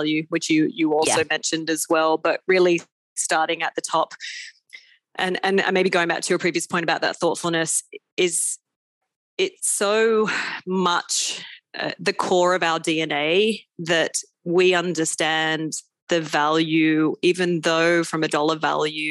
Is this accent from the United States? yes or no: no; Australia; now in Abu Dhabi, United Arab Emirates; as an Aussie as well